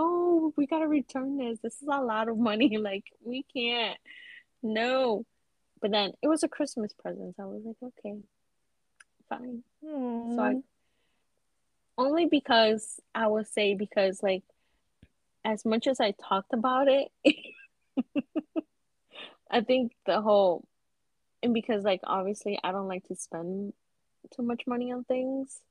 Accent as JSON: {"language": "English", "region": "New York", "country": "United States", "said": "being a New Yorker"}